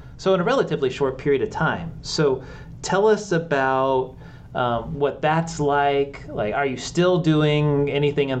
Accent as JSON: {"language": "English", "region": "West Coast", "country": "United States", "tie": "born or raised there", "said": "I grew up on the West Coast"}